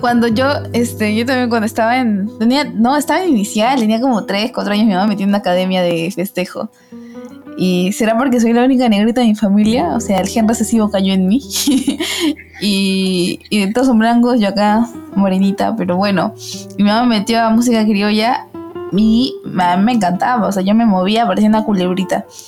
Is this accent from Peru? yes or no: yes; Peru; como peruana